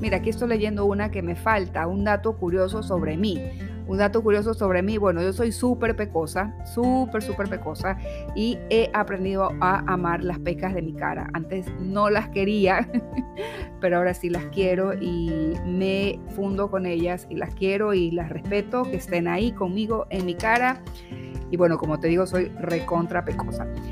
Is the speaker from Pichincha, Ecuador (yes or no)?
no; Guayaquil, Guayas, Ecuador; soy de aquí, de Guayaquil, de Ecuador, nací aquí